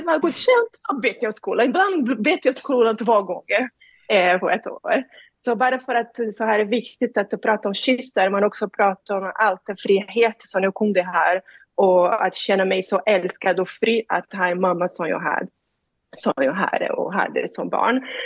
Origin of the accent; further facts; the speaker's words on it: Rio de Janeiro, Brazil; Swedish is a second language; moved away as an adult; now in Sweden; Jag är från Rio de Janeiro, jag växte upp i suburbs eh, nära faveler